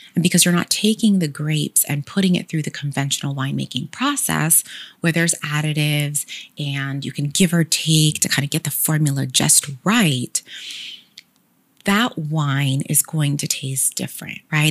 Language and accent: English; Sacramento, California, United States; I'm proudly from Sacramento and graduated from Sac State